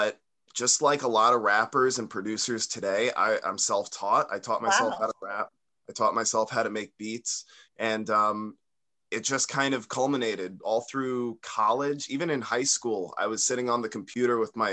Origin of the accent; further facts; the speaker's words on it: Long Island, New York, United States; I'm from Long Island, born and raised, still live here.